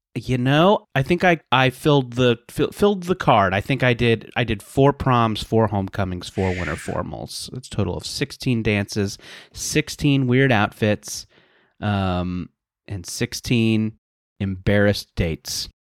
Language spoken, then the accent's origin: English; Southern California, United States; I grew up in Southern California